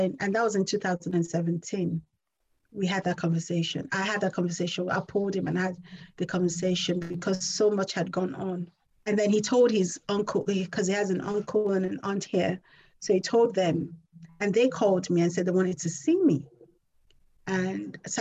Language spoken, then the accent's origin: English; Nigeria; I'm Nigerian and that's the culture that I come from